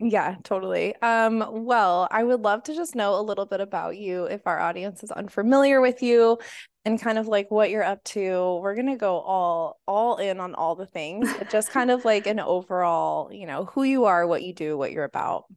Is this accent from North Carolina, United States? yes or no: no; Boulder, Colorado, United States; also born or lived in San Francisco; now in San Diego, United States; I'm from Boulder, Colorado.